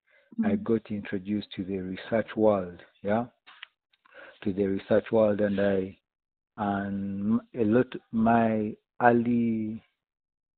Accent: Uganda; Born and raised in Uganda. I've been fortunate to live in most parts of Uganda, but actually never been to Northern Uganda. Yet I'm a Luba by tribe

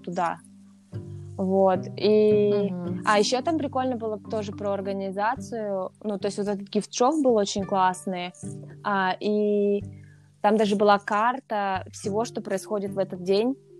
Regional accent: Russia; я из России

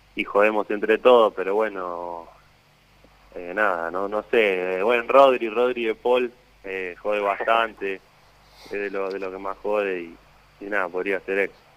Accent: Argentina; moved away as an adult; irte de tu país

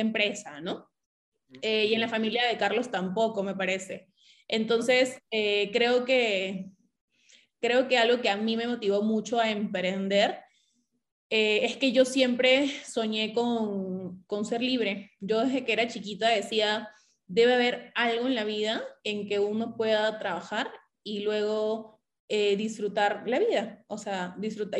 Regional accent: Piura, Peru; Nosotros somos de Piura, somos clase media baja

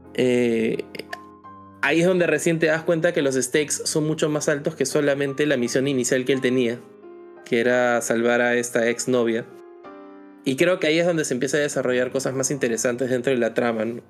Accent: Peru; nosotros como peruanos

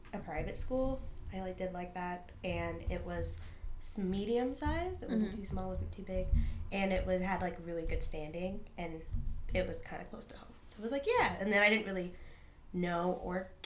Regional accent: Eagle, Idaho, United States; moved away as an adult; also born or lived in Spokane, Washington; now in Washington, D.C., United States; I am from a suburb of Boise, Idaho, called Eagle, Idaho

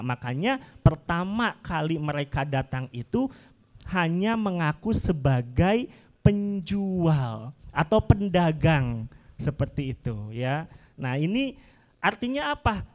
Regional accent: Sunda, Indonesia; saya juga selaku orang Sunda

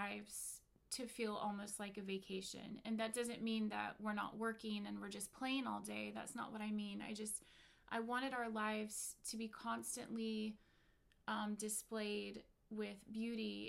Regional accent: North Carolina, United States; also born or lived in Nashville, Tennessee / Georgia / Virginia; now in California, United States; I am from the South, North Carolina, born in Nashville, Tennessee

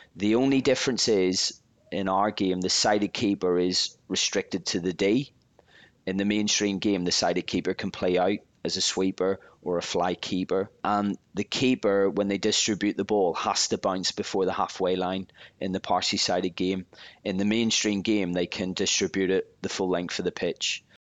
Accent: Belfast, Northern Ireland, United Kingdom; I was just a young lad growing up in Belfast from a rough area

